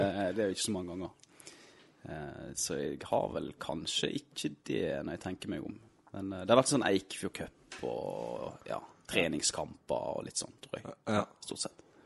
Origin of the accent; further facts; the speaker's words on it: Steinhovden, Vestland, Norway; also born or lived in Krokane, Florø; jeg er fra Steinhovden